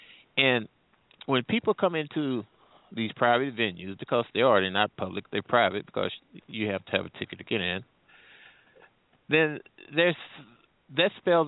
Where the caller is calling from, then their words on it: St. Louis, Missouri, United States; I'm calling from the St. Louis area, actually.